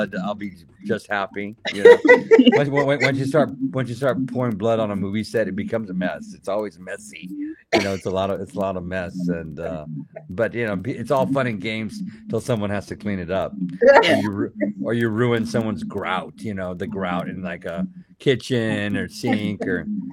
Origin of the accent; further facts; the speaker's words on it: South Texas, United States; a brother and a sister kitties that I had growing up in South Texas